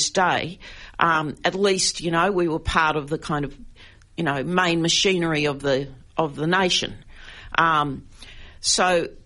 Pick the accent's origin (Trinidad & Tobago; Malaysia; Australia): Australia; Queensland; I grew up in Queensland where it was still an apartheid state until 1984